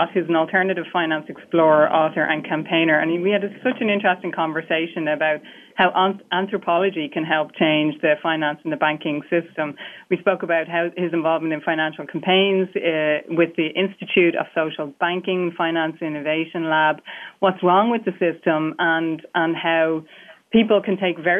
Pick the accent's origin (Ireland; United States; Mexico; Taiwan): Ireland; as an Irish person